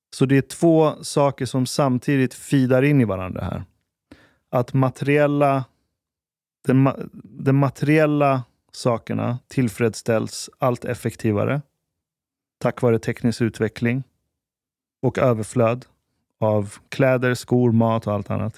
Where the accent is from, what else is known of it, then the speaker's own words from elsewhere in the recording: Sweden; vi är uppvuxna i Sverige